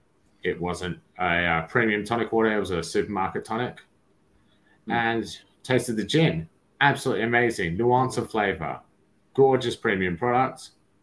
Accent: Sydney, New South Wales, Australia; moved away as an adult; also born or lived in United Kingdom; now in Melbourne, Australia; I'm in Sydney at the moment. I'm from Sydney, but I live in Melbourne.

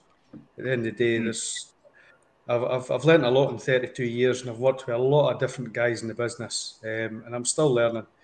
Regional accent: Scotland, United Kingdom; I'm a Scotsman

